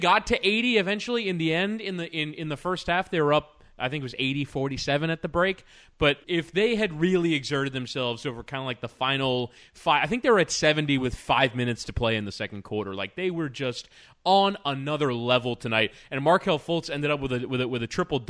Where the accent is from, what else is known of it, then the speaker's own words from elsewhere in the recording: Miami, Florida, United States; I am from Miami. I grew up a Heat fan.